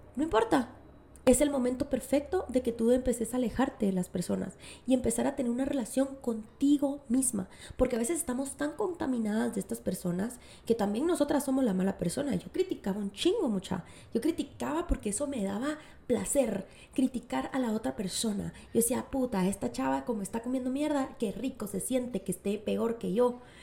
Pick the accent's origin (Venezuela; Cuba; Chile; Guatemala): Guatemala; moved away; nuestro país, Guatemala